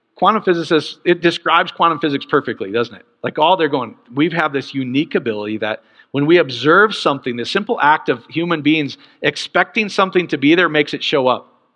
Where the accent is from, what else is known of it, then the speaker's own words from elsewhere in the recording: Iowa, United States; growing up in Iowa